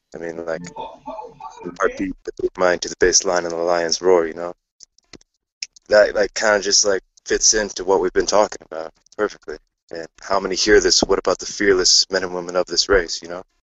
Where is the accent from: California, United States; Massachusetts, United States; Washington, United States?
Washington, United States; Eastern; I'm from Washington, United States, Eastern Washington